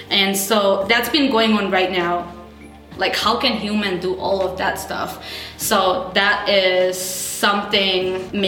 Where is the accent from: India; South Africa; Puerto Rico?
India; Manipur; now in Minneapolis, United States; hometown specific is it's in the northeast. It's called Manipur